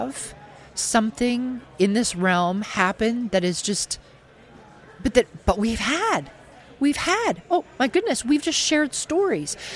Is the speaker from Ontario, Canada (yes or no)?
no; Saskatchewan, Canada; I was born here in Saskatchewan, raised here in Saskatchewan.